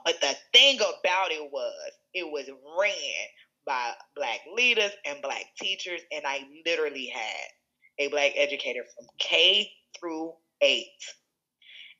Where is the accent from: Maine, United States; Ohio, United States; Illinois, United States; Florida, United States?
Illinois, United States; Chicago; moved away as an adult; now in Seattle, United States; where I grew up in Chicago